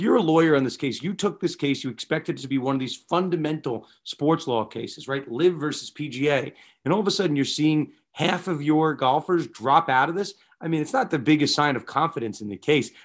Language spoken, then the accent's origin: English; New York, United States; both growing up in New York